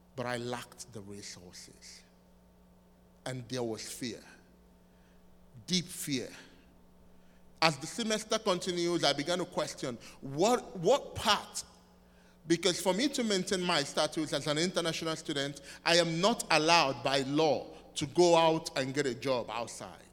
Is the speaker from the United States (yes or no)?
no; southeastern Nigeria, Nigeria; moved away as an adult; I'm from Nigeria, which is West Africa, uh, in the southeastern part of Nigeria.